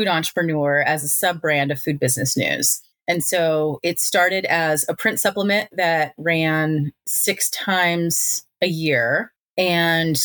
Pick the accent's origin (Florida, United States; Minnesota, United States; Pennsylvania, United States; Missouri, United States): Missouri, United States; Kansas City; I'm from Kansas City